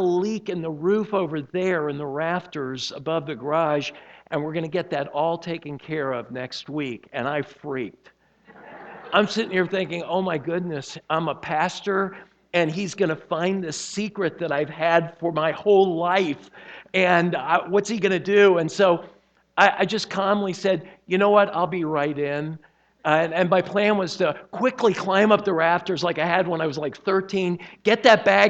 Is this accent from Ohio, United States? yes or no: no; Miami, Florida, United States; I was born and raised in Miami